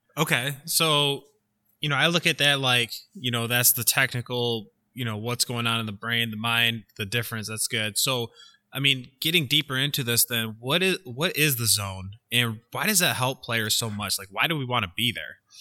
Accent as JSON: {"language": "English", "region": "Michigan", "country": "United States", "moved": "yes", "lives_now": "Illinois, United States", "said": "I'm from Michigan"}